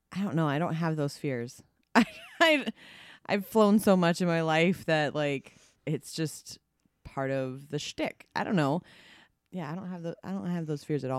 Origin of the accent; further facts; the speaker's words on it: Minnesota, United States; my hometown in Minnesota